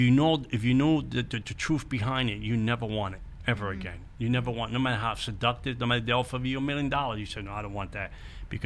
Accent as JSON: {"language": "English", "town": "New York City", "region": "New York", "country": "United States", "tie": "born or raised there", "said": "I grew up in the Bronx"}